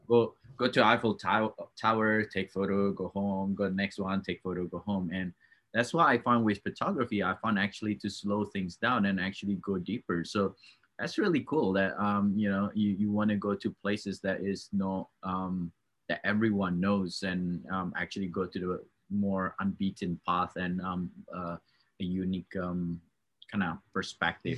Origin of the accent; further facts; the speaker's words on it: Australia; now in Canada; i'm from australia